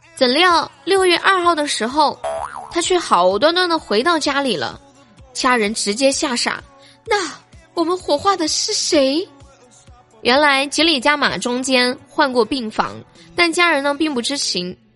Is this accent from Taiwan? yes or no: no; China; 我们生在中国